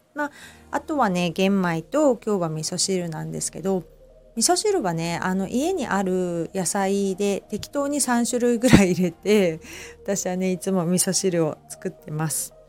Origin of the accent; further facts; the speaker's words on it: Shizuoka, Japan; also born or lived in Kita-Kamakura, Kanagawa; now in Kamakura, Japan; 私ね静岡出身なので子供の頃からねもうお茶がある生活っていうのが当たり前で